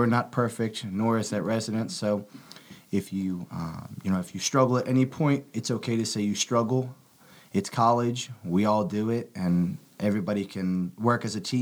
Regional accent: Clover, South Carolina, United States; I'm from Clover, South Carolina

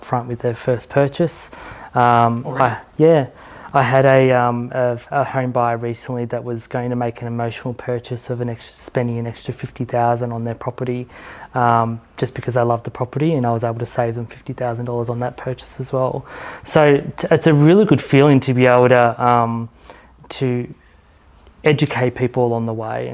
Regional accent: Victoria, Australia; I'm from Victoria

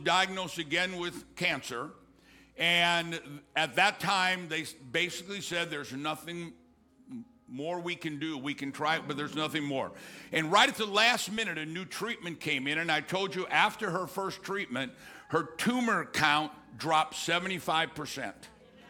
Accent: Missouri, United States; now in Texas, United States; I grew up in Missouri, and we lived on the Mississippi River

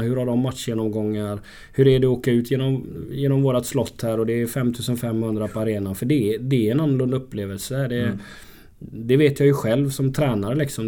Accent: Gothenburg, Västra Götaland, Sweden; now in Örebro, Sweden; jag som är göteborgare

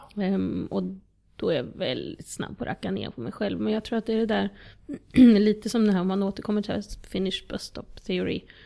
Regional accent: Eskilstuna, Södermanland, Sweden; moved away as an adult; also born or lived in Moscow, Russia / Southern France; now in Djursholm, Sweden; Född och uppvuxen i Eskilstuna, absolut inte i Djursholm

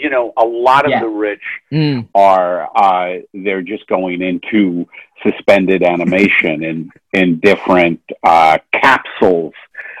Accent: New York City, New York, United States; where I grew up in Brooklyn

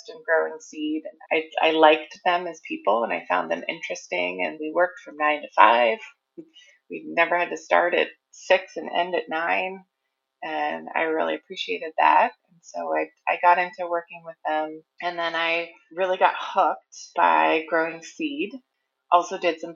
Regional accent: Oregon, United States; So I am a Pacific Northwest native girl. I was born and raised in Oregon

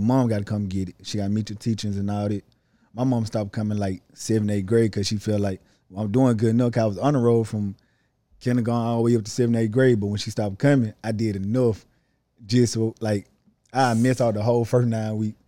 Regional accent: Holly Springs, Mississippi, United States; I'm from Holly Springs, Mississippi.

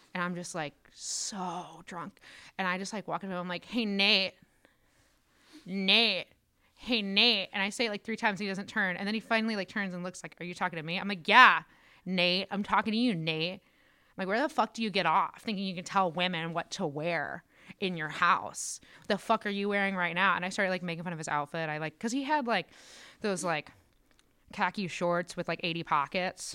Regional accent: Northwest Indiana, United States; moved away as an adult; also born or lived in Decatur, Illinois; now in Chicago, United States; I'm from Northwest Indiana, so it's like hour from Chicago.

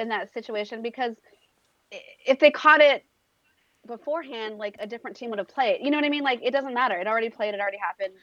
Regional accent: Northern California, United States; now in Los Angeles, United States; I'm from NorCal.

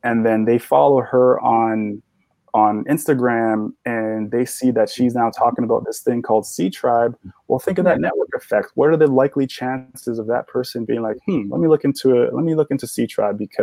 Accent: Sierra Leone; now in New York, United States; So I was born in Sierra Leone, West Africa

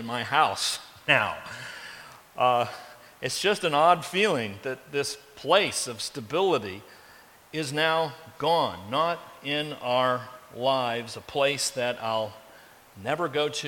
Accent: Carmel, Indiana, United States; I grew up in Carmel, Indiana, and lived in the same house through my elementary years and junior high years, and high school years, and college years.

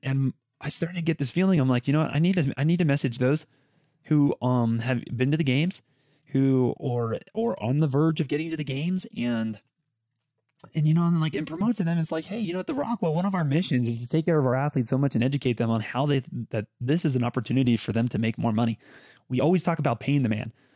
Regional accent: Las Vegas, Nevada, United States; this kid from Las Vegas

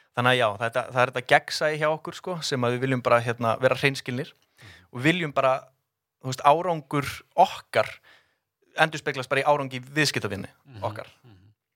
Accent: Garðabær, Capital Region, Iceland; ólst upp í Garðabænum

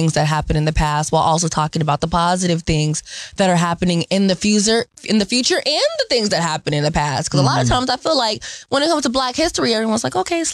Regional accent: Seattle, Washington, United States; I grew up in the Central District on 19th and Chetty

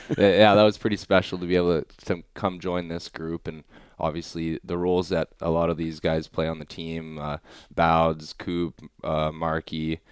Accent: Saskatoon, Saskatchewan, Canada; moved away; My hometown.

